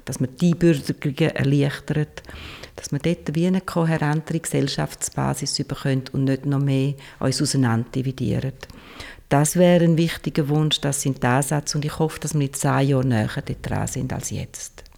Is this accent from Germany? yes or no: no; Switzerland; im Kanton Schweiz, wo ich herkomme